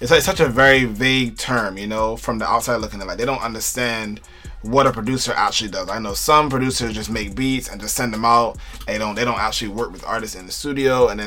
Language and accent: English; New York City, New York, United States; I'm from Brooklyn